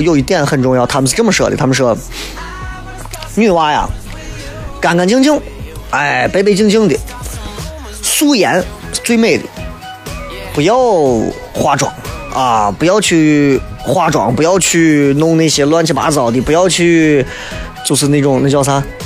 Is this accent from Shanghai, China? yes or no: no; Xi'an, Shaanxi, China; accent: Xi'an dialect; 我们西安人说话啥时候粗鲁了？